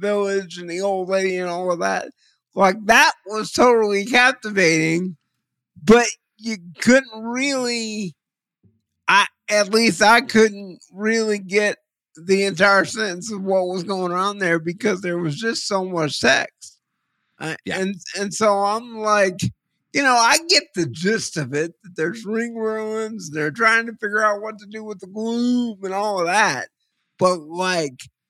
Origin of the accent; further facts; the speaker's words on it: Texas, United States; I'm from Texas, and it kind of made me smile as a Texan